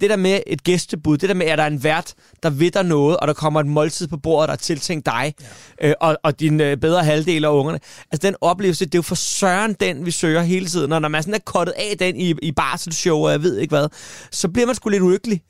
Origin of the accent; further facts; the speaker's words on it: Svaneke, Capital Region of Denmark, Denmark; moved away; i Svanike, hvor jeg kommer fra